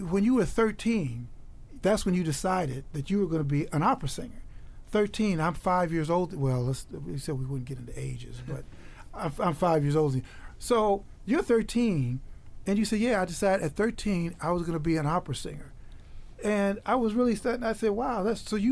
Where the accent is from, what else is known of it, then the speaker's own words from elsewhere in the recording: Chicago, Illinois, United States; we grew up in the South Side of Chicago